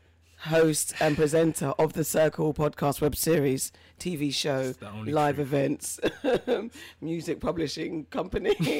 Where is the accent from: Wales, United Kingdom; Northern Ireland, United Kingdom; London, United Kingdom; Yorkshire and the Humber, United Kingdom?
London, United Kingdom; I grew up in Mitcham and Tooting Junction. Then I vacated to West London in my 18th year or 19th